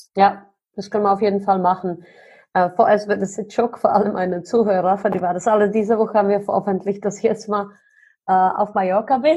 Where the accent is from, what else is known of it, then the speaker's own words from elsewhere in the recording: Germany; als Deutsche